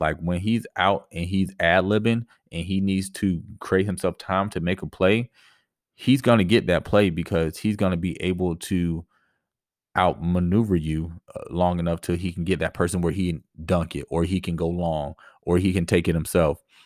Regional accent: Tampa, Florida, United States; I grew up in the Tampa Bay area.

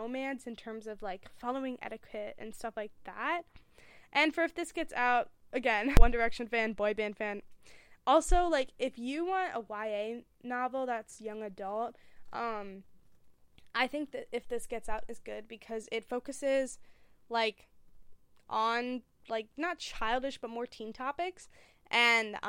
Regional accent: United States; I am American.

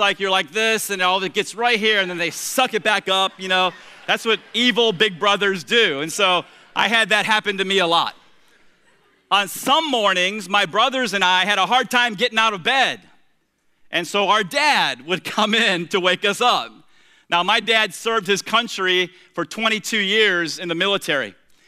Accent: Tampa, Florida, United States; the three of us shared the same bedroom in the little wood frame, two-bedroom, one-bath house that we grew up there in Tampa.

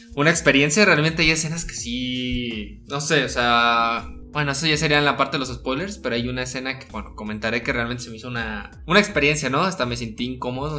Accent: Guadalajara, Jalisco, Mexico; somos de Guadalajara y no somos chilangos del, DF.

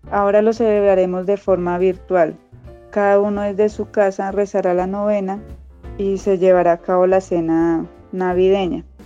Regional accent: Fusagasugá, Cundinamarca, Colombia; Soy del municipio de Fusagasugá, en Cundinamarca.

